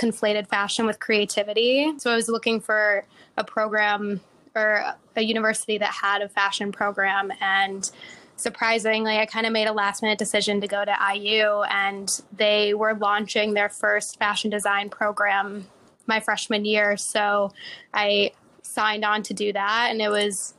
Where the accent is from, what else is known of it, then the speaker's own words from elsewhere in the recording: suburbs outside of Chicago, Illinois, United States; moved away as an adult; also born or lived in Indiana; now in New York, United States; I grew up in suburbs outside of Chicago